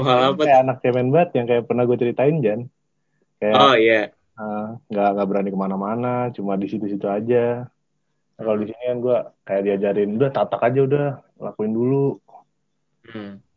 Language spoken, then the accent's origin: Indonesian; Java, Indonesia; Gue sebagai orang Jawa bisa bilang gitu.